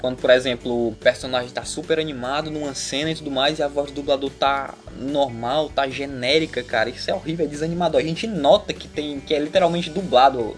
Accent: Brazil; eu sou brasileiro

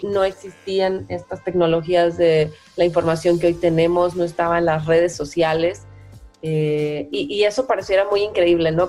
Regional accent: Veracruz, Mexico; moved away as an adult; now in Monterrey, Mexico; soy de Veracruz, del estado de Veracruz, originaria, pero ya muchos años viviendo

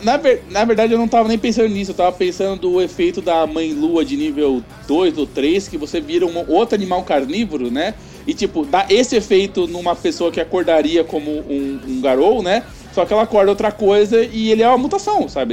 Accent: São Paulo, Brazil; eu sou de São Paulo

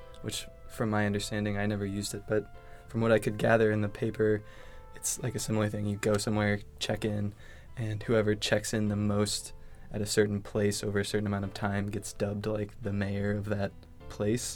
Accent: Missouri, United States; moved away; I went back home to Missouri. And I found myself in my hometown

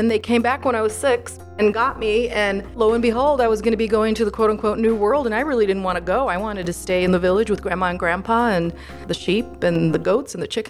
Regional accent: Chicago, Illinois, United States; English is a second language; also born or lived in Yugoslavia; I was brought up in Chicago, yeah. My family migrated to Chicago from former Yugoslavia.

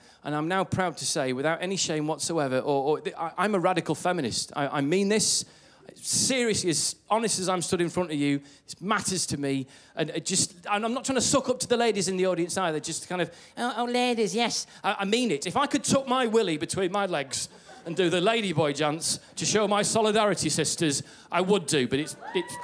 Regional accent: England, United Kingdom; I'm from England

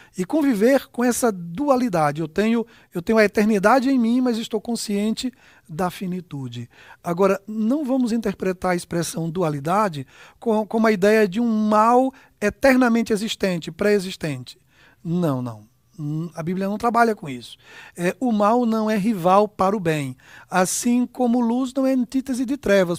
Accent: Aracaju, Sergipe, Brazil; moved away; A gente é de Aracaju, né? Nossa terra natal, lá, lá eu fui construído

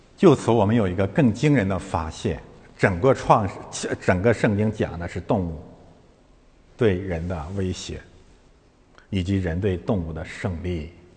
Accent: China; 我们中国人民不吃那一套

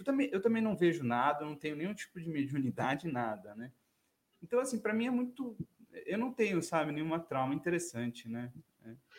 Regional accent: São Paulo, Brazil; a gente é da Zona Norte, né? Eu sou lá da Zona Norte também

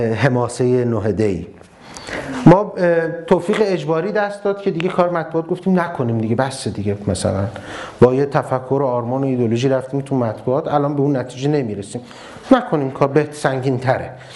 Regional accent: Ahvaz, Khuzestan, Iran; moved away as an adult; now in Tehran, Iran; من از اهواز اومدم تهران من بچه اهوازم

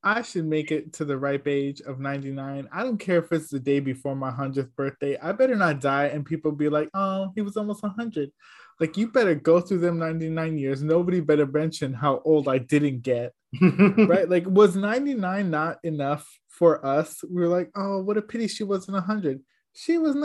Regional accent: New York City, New York, United States; I'm from Carver Houses.

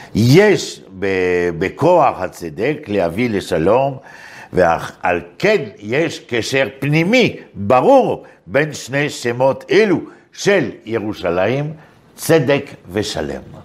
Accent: Paris, Île-de-France, France; moved away as an adult; now in Israel

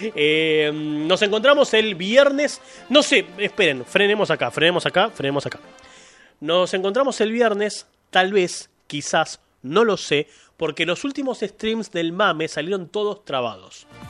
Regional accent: Argentina; Yo soy argentino

